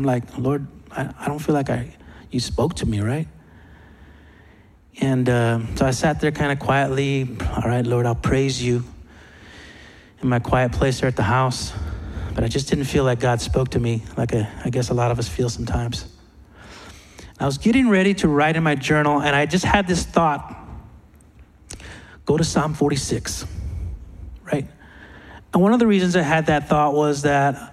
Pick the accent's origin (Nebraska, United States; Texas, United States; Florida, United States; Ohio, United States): Texas, United States; I'm from Texas.